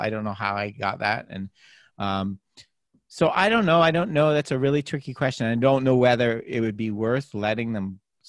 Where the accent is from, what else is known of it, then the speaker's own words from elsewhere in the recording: Canada; I grew up playing hockey in Canada